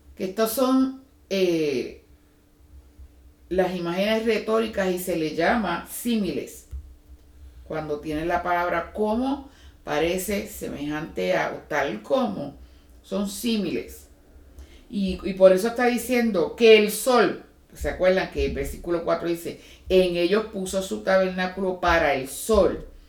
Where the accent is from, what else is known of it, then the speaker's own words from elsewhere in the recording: Puerto Rico; moved away; los que venimos de Puerto Rico